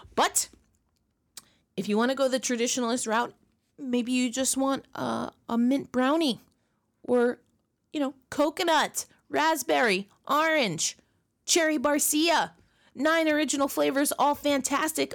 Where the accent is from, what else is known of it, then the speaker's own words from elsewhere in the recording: New York, United States; moved away; one of my hometown teams, the New York Rangers